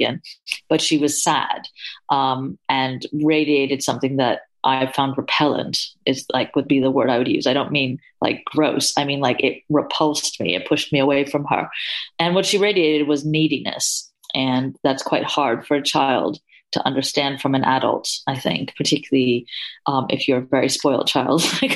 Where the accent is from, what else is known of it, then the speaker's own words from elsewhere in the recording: New York, United States; I grew up in New York